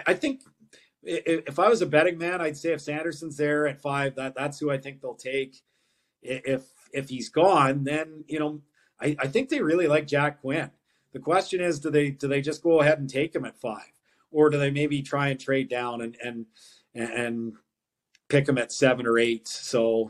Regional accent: St. Albert, Alberta, Canada; I grew up in St. Albert.

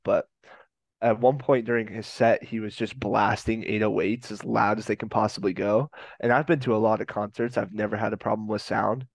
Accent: Colorado, United States; I'm from Colorado

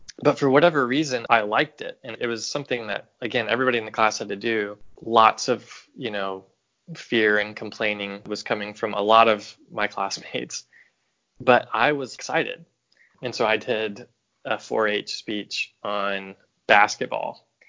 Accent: right outside of Nashville, Tennessee, United States; moved away as an adult; also born or lived in Chicago, Illinois; now in St. Louis, United States; I grew up in Tennessee and right outside of Nashville. And I lived there until I went to college, and I went to college in Chicago

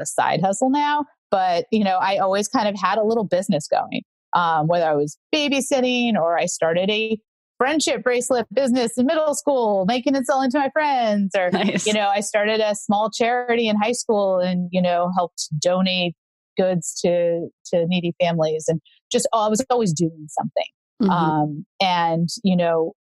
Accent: Los Angeles, California, United States; moved away as an adult; also born or lived in Boston / New York; I am from Greater Los Angeles, born and raised California girl.

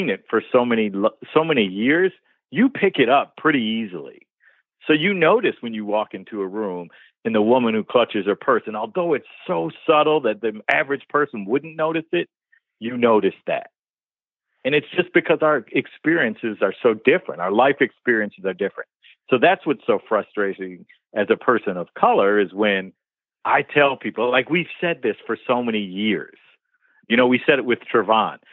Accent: Detroit, Michigan, United States; growing up in Detroit, Black kid

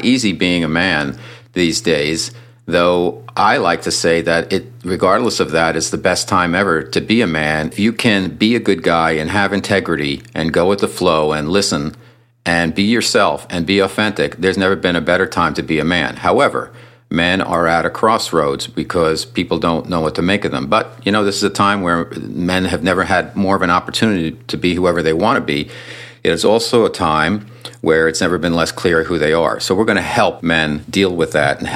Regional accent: United States; also born or lived in San Diego, California; I grew up here in the New York, New Jersey area.

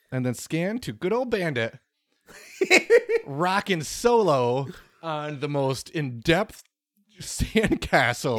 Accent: United States; as an American

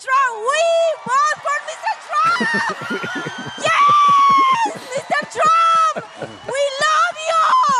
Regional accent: Colombia; moved away; I'm from Colombia.

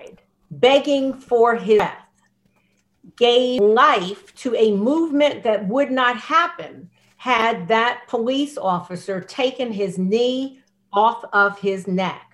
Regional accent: United States; I'm American, born here

